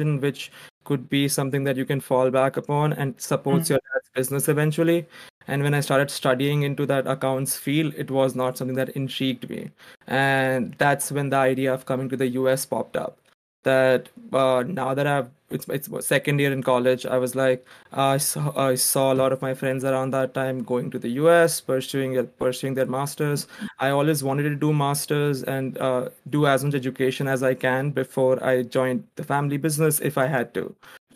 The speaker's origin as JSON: {"language": "English", "town": "Surat", "region": "Gujarat", "country": "India", "tie": "born or raised there", "also_born_or_lived": "Mumbai", "moved": "as an adult", "lives_now": "United States", "said": "I'm from India. I originally grew up in Surat, India. Surat, Gujarat, a small city"}